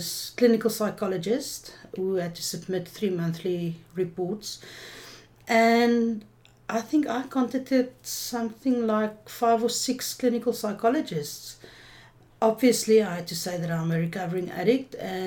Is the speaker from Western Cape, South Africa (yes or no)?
no; Johannesburg, Gauteng, South Africa; I'm actually from Joburg originally.